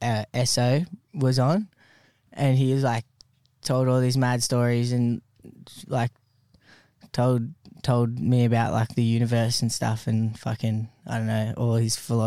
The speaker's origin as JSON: {"language": "English", "town": "Kiama", "region": "New South Wales", "country": "Australia", "said": "we're from Kiama, which is south of Wollongong."}